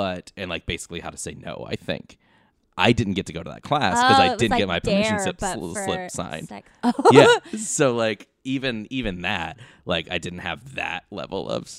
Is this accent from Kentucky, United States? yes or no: yes; Kentucky, United States; I am from yeah. Kentucky.